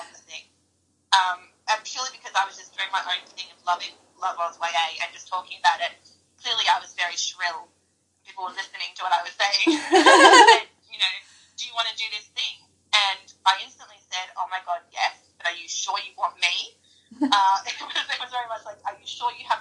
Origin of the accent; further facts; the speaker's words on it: Australia; I'm Australian